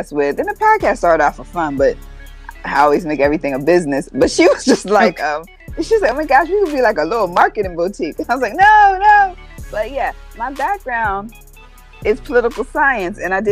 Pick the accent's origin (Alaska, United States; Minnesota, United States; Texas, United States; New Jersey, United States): New Jersey, United States; now in Atlanta, United States; I am from New Jersey. I'm from Exit 1